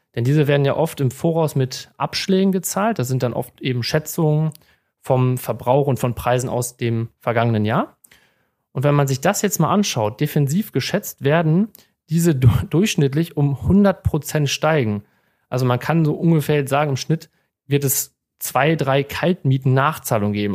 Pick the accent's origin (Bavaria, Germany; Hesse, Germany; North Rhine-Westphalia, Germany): North Rhine-Westphalia, Germany; Münsterland; moved away as an adult; now in Bochum, Germany; bin gebürtiger Münsterländer, habe dort auch meine Ausbildung zum Bankkaufmann